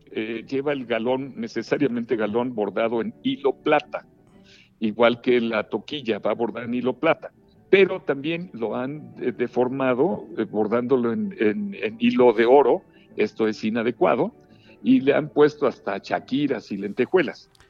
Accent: Mexico; nuestro México

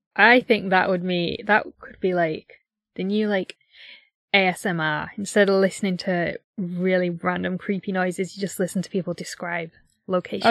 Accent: United Kingdom

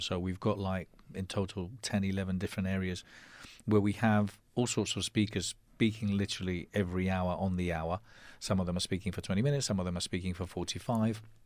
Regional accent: Spain; accent: English; first language Spanish; English is a second language; also born or lived in London, United Kingdom; I was born in London. And, um, and we moved back to Spain when I was nine. So I, I'm bilingual. I consider my mother tongue Spanish, but I was lucky enough to keep, um, my English accent. And, um, brought up in Spain all my life

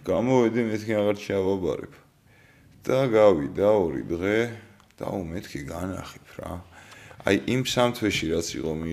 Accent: Tbilisi, Georgia; ვაკეში დავიბადე

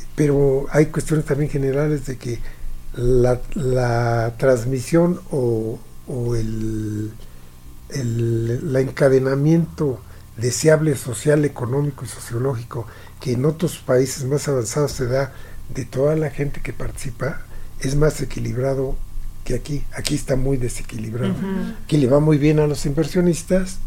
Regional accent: Mexico; nosotros como mexicanos

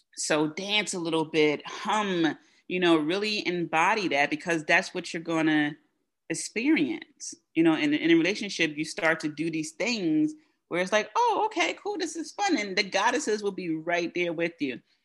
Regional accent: United States; first language English; as an American who speaks English as their as her first language

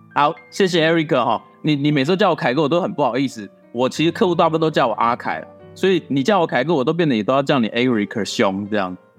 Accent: Taiwan; 我身为台湾人

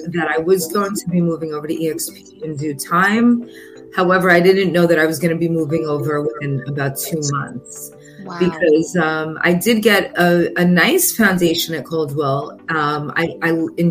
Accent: New York, United States; now in Florida, United States; I am originally from New York.

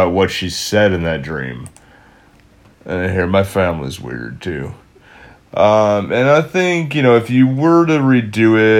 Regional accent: Fall River, Massachusetts, United States; we're from the Fall River, Mass area

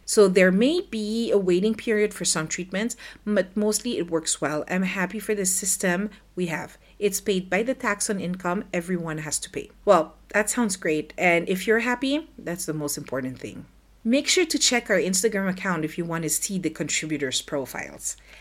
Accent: Philippines; moved away as an adult; now in France; I grew up in the Philippines and in two thousand eleven, I decided to move to France with my husband and my daughter.

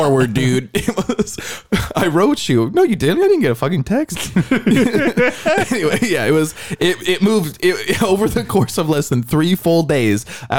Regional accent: San Diego, California, United States; I'm from San Diego.

